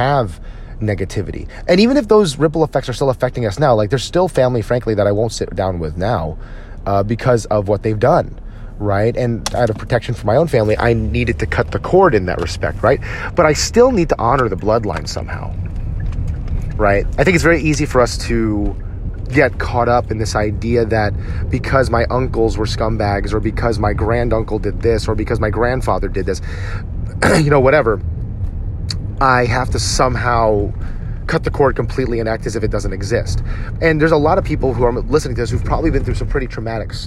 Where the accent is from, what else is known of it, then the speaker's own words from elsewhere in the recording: New Jersey, United States; now in Dallas, United States; I'll be visiting my hometown in New Jersey in a few weeks to spend it with my family back there, because I'm originally from New Jersey. I live in Dallas, Texas now